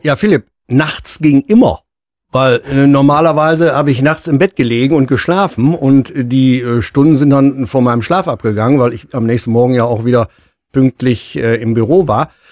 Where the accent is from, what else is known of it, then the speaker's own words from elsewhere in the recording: Münster, North Rhine-Westphalia, Germany; ich bin ja auch gebürtiger Münsteraner, bin ja nie weggekommen